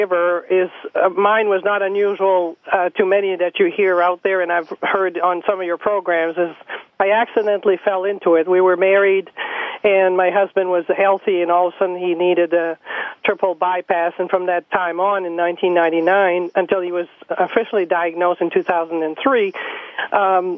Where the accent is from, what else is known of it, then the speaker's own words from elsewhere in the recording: Canada; moved away as an adult; now in Mapleton, United States; I was born in Canada. I'm French-Canadian, and I came into the United States in 1977 or 78